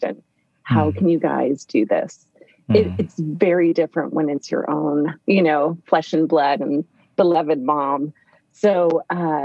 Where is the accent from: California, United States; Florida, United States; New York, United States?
California, United States; Fullerton; I grew up in Orange County, California, Fullerton